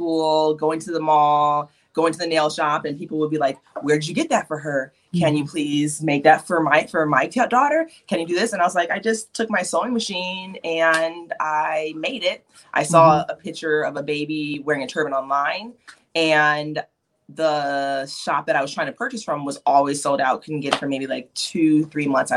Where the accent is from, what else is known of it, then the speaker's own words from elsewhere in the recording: Chicago, Illinois, United States; moved away; I'm actually originally from the Chicagoland area.